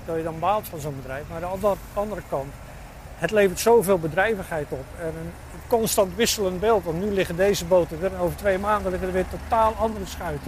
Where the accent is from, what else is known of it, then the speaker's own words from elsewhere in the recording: Zwijndrecht, South Holland, Netherlands; also born or lived in Alblasserdam; now in Dordrecht, Netherlands; In Zwijndrecht, nee, in Zwijndrecht, daar kwam ik vandaan. Ik ben geboren in Alblasserdam.